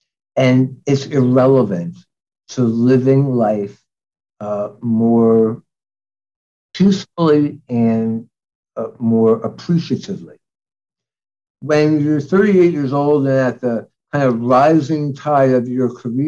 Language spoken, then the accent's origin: English; New York City, New York, United States; Because I'm from New York. I went to college and medical school in New York. I practically grew up in the city.